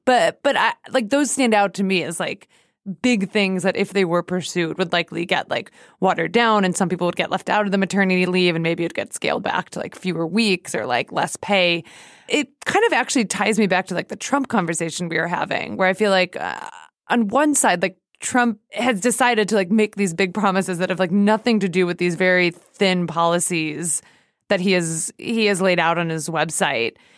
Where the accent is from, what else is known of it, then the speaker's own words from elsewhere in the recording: United States; as American